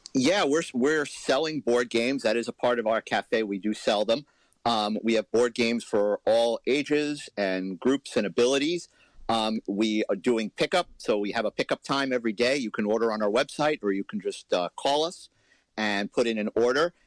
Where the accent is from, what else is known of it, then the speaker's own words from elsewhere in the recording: New York City, New York, United States; now in Huntington, United States; I grew up in Manhattan, you know, street noise, I kind of filter it all out